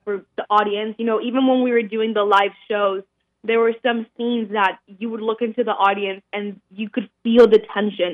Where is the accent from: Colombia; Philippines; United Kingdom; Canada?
Colombia; moved away; I was actually born and raised in Colombia